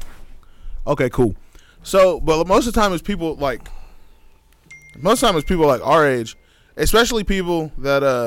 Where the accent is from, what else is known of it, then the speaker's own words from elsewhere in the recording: Sherman, United States; I'm from Sherman